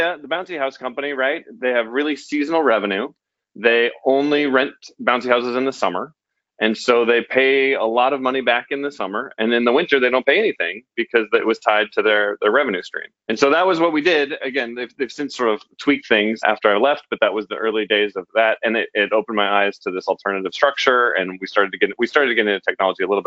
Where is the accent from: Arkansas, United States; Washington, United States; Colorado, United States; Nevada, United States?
Colorado, United States; Denver; I grew up in Denver